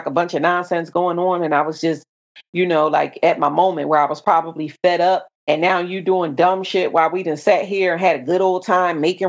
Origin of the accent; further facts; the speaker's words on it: Camden, New Jersey, United States; moved away; And I said, Camden